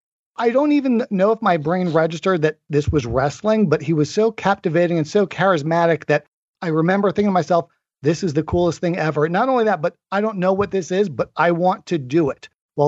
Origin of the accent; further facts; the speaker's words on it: Long Island, New York, United States; also born or lived in Asheville, North Carolina; now in Atlanta, United States; I'm from New York. I grew up on Long Island. Then I lived in Asheville, North Carolina for many years. I moved to Atlanta in 2003. So I've now been here over 17 years.